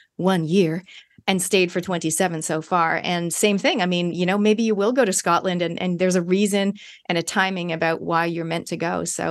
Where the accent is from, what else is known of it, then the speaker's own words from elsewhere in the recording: Canada; moved away as an adult; now in New Zealand; I am a Kiwi by genetics, but I grew up in Canada. And yes, I live in New Zealand.